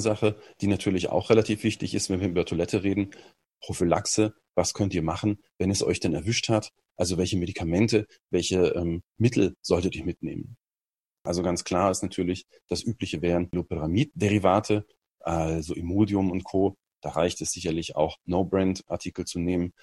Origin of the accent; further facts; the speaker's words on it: Germany; als Deutscher